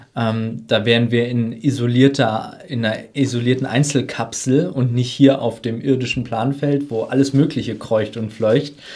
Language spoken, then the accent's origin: German; Germany; wir als, gerade als Deutsche